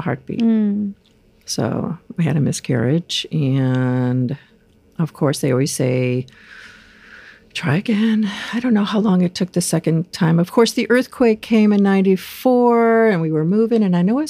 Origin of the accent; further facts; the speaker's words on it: Rochester, New York, United States; now in California, United States; I'm from upstate New York, Rochester, New York, where our big family comes from originally